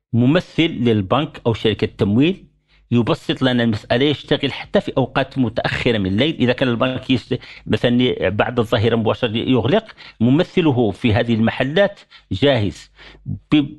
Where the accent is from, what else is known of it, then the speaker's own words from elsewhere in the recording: Morocco; احنا عندنا في المغرب